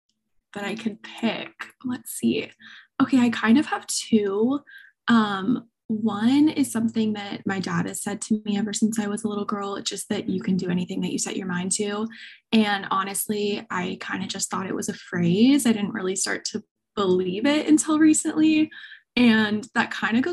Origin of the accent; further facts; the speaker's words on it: Southern California, United States; Born and raised Southern California